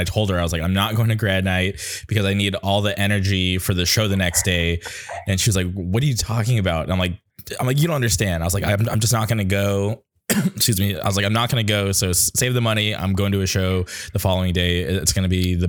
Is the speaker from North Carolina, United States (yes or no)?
no; Southern California, United States; growing up in Southern California, especially Southern California hardcore